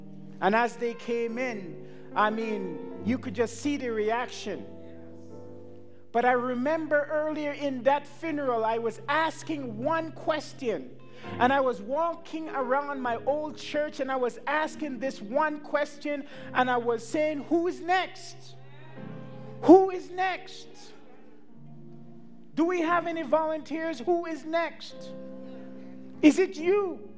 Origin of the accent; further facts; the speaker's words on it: Montreal, Quebec, Canada; I'm here from Montreal, Canada, and it's not for a joke.